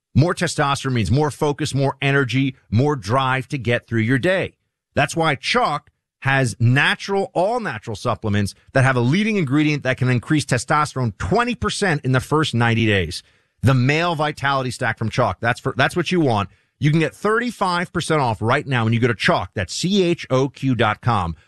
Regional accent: New York City, New York, United States; New Yorkers that I grew up with in Manhattan and the western part of Brooklyn

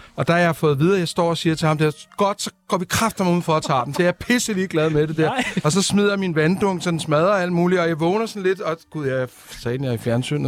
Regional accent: Copenhagen, Capital Region of Denmark, Denmark; jeg kommer fra Amager

